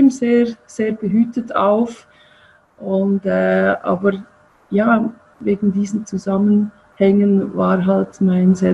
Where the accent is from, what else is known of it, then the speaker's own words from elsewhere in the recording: Zurich, Switzerland; now in Bern, Switzerland; Zürich aufgewachsen und dann lebe jetzt schon seit vielen, vielen Jahren in Bern und bin, äh, fühle mich auch als Bernerin.